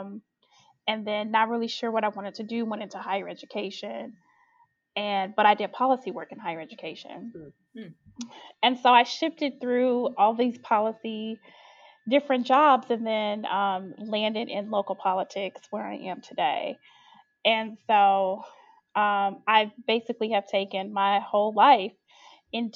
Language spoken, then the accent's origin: English; Chicago, Illinois, United States; I grew up in Chicago, was born and raised